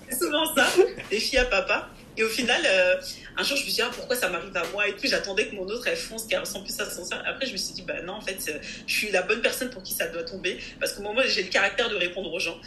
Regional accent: France; Je suis française, je suis née en France, mais je suis aussi d'origine togolaise et de nationalité togolaise

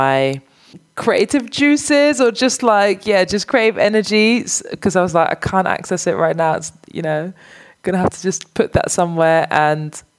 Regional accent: Amsterdam, North Holland, Netherlands; I grew up in Amsterdam

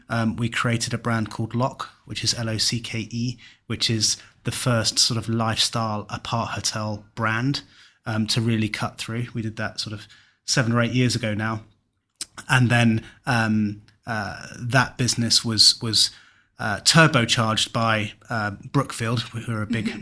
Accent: Kent, South East England, United Kingdom; now in Cornwall, United Kingdom; I'm from Kent, moved to Cornwall

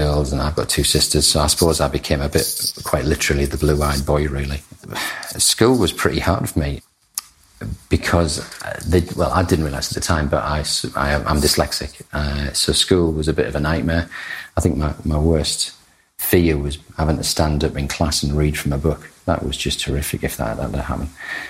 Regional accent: Thornaby, North East England, United Kingdom; born there; I was born in Thornaby, which is a small town between Stockton and Middlesbrough.

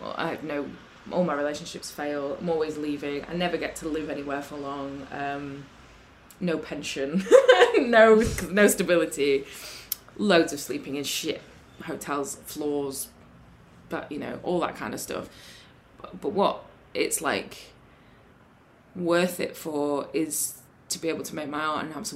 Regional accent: Sheffield, Yorkshire and the Humber, United Kingdom; I'm from Sheffield

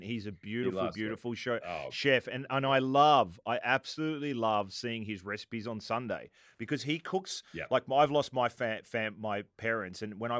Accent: Australia; accent: Italian-Australian; I'm Italian Australian

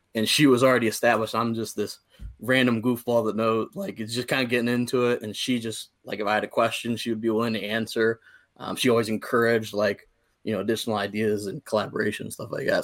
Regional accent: near Akron, Ohio, United States; I grew up again right outside of Akron, Ohio

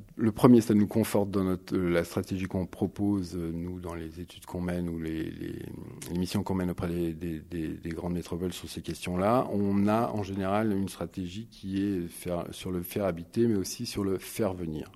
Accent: Paris, Île-de-France, France; je suis parisien, je travaille sur du marketing territorial

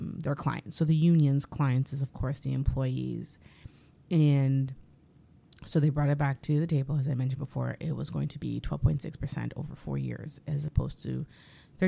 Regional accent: Canada; as Canadian content creators

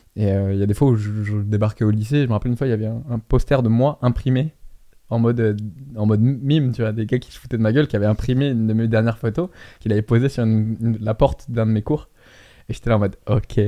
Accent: France; quand j'étais rentré en France, j'étais un des seuls euh, Français aussi jeunes dans le fitness game

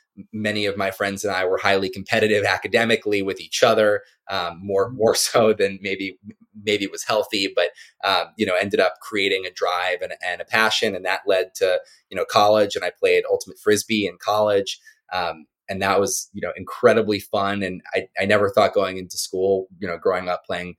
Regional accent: Maryland, United States; I was born on the East Coast and grew up in Maryland

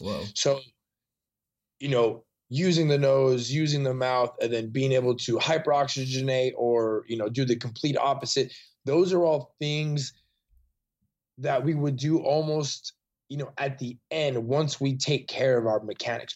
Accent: Salinas, California, United States; moved away as an adult; now in Austin, United States; my hometown in Salinas, mm-hmm. California

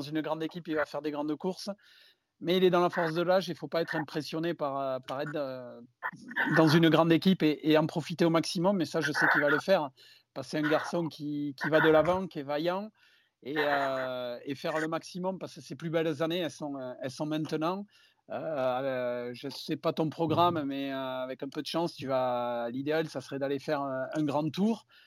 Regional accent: France; je suis français

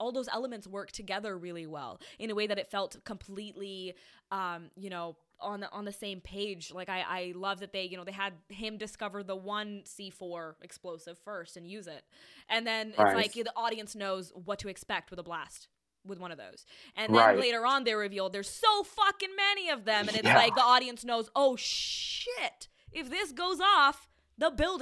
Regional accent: India; moved away; I grew up in India.

